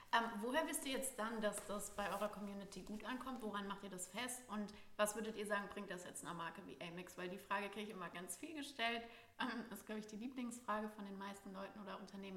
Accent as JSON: {"language": "German", "town": "Frankfurt", "region": "Hesse", "country": "Germany", "tie": "born or raised there", "said": "Ich bin ja auch aus Frankfurt äh, gebürtig"}